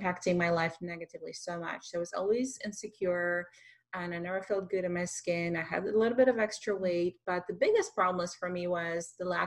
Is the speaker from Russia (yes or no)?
yes; Russia; English is a second language; moved away as an adult; I am an immigrant from Russia with a music background for many, many years